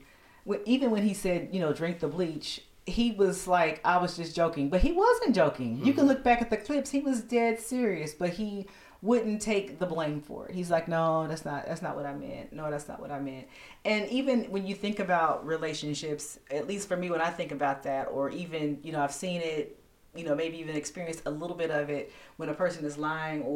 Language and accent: English; United States; as American people